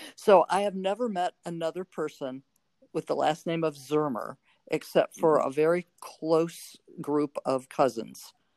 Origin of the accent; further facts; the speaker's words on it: North Chicago, Illinois, United States; moved away as an adult; also born or lived in Normal, Illinois / Carbondale, Illinois; now in Oregon, United States; I grew up in North Chicago